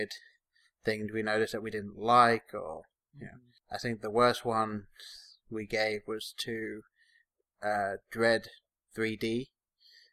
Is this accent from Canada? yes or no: no; England, United Kingdom; now in Columbus, United States; me being English